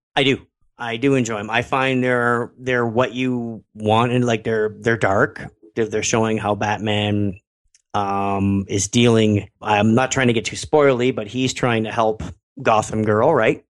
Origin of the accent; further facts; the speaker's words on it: Canada; I'm Canadian.